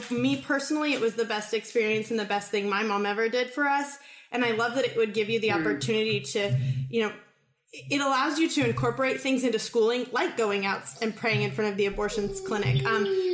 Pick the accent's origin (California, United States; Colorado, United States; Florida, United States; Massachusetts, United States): California, United States; I grew up in California